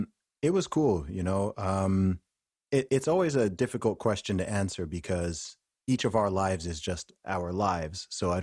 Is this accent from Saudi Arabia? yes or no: yes; Saudi Arabia; Yeah, I would say that even despite the fact I grew up in Saudi Arabia, because of the type of area I grew up in, the American culture and dominance was more than the Saudi one